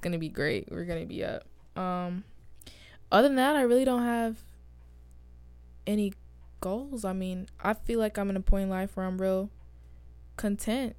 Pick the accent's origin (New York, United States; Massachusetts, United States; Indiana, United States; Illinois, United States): New York, United States; I'm from New York